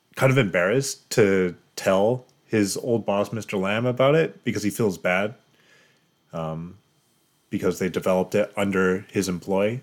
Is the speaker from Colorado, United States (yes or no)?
yes; Colorado, United States; moved away; also born or lived in Japan / Seattle; I'm originally from Colorado, which is like bone dry.